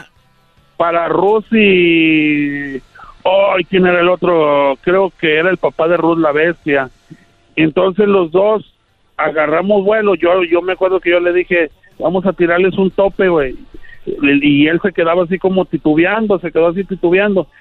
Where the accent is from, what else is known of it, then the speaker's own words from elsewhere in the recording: Monclova, Coahuila, Mexico; also born or lived in Querétaro / Gómez Palacio, Durango; toda mi vida la viví en Monclova, Coahuila.